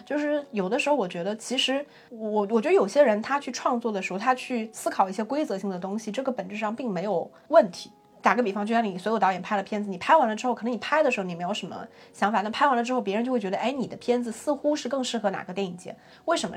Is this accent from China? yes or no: yes; China; 我们中国人